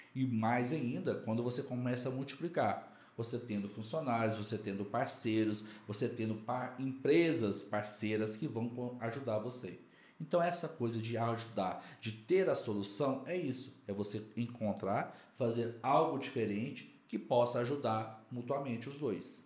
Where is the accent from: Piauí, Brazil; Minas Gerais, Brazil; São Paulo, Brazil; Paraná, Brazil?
Minas Gerais, Brazil; Quartel Geral; moved away as an adult; now in Brasília, Brazil; Eu sou de Quartel Geral, Minas Gerais.